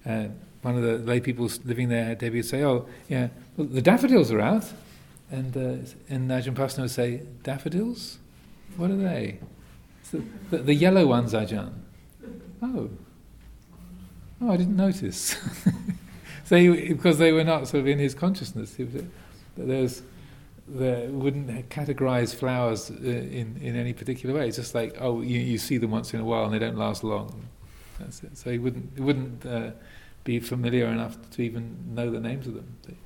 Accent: England, United Kingdom; Where, you know, I grew up in England, and the most of those icy sports were developed up in Scotland, which, if, even though it's only a few hundred miles away, is psychologically a long, long way away from southern England.

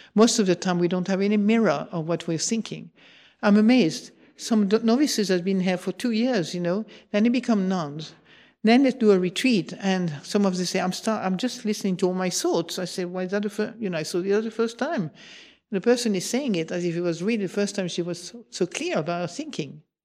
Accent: Marseille, Provence-Alpes-Côte d'Azur, France; moved away; also born or lived in England; I come from Marseille, where we were fa-, famous from exaggerating

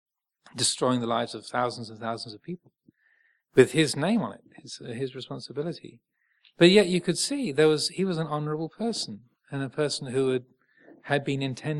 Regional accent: England, United Kingdom; And I know we're English, well, most of us. We're living in England, so we tend to sort of hide behind a veneer of everything's fine, and especially Southern English.

